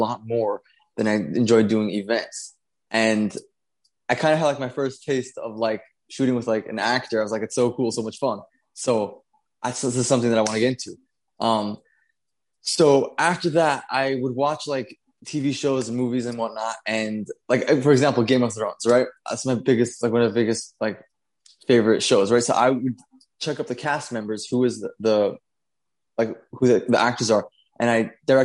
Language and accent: English; New York City, New York, United States; I was born and raised in Brooklyn, New York.